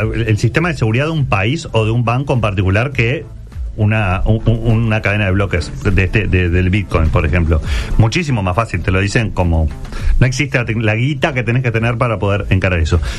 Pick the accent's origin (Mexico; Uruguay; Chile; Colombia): Uruguay; no somos tantos los uruguayos